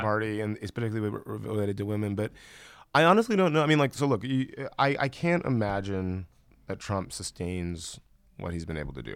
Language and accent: English; Columbus, Georgia, United States; moved away; I grew up in, in West Central Georgia.